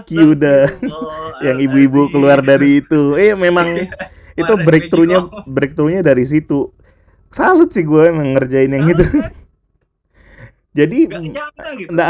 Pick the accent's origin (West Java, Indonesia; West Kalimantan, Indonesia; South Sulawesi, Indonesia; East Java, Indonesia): West Kalimantan, Indonesia; Pontianak; Lu kalau gue ya sebagai orang Pontianak kadang-kadang tuh ngecat rumah